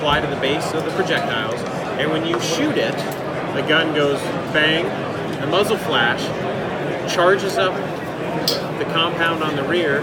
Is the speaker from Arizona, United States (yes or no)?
yes; Arizona, United States; my hometown.